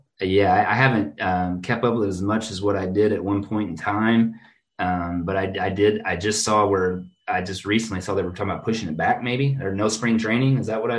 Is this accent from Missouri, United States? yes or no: yes; 8 miles from Lambert's, Missouri, United States; I grew up 8 miles from Lambert's. My hometown is 8 miles from Lambert's.